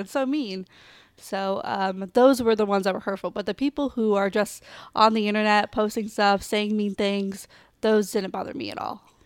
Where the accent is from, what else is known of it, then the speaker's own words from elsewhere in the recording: Kansas City, Missouri, United States; I'm from Kansas City, Missouri